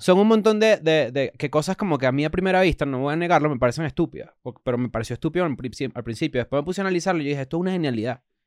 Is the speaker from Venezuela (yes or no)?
yes; Caracas, Capital District, Venezuela; el Caracas Fútbol Club porque es el equipo donde, de, donde, de donde soy